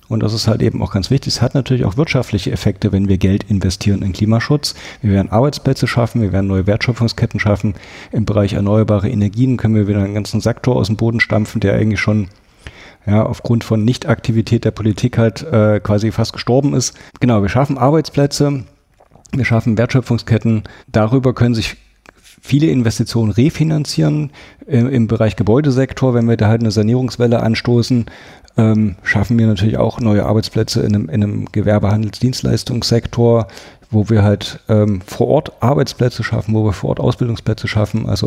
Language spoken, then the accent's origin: German; Thuringia, Germany; Das ist eine große Herausforderung für mich, weil ich bin in Thüringen aufgewachsen. Da gibt es praktisch Fleisch zu Fleisch als Beilage.